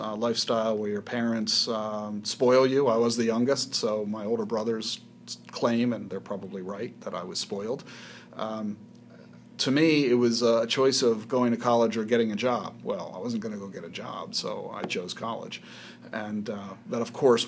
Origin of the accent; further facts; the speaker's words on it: outside Philadelphia, New Jersey, United States; moved away; Grew up in South Jersey, outside Philadelphia